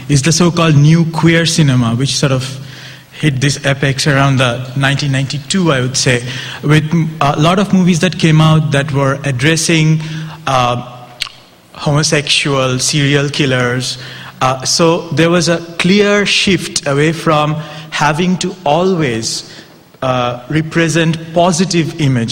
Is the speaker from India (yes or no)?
yes; India; as an Indian, not a Pakistani, but an Indian